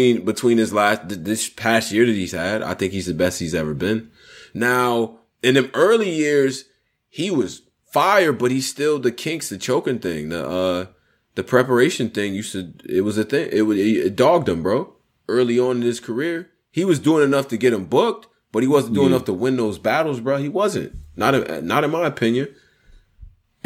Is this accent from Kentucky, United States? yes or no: no; Rochester, New York, United States; I'm from Rochester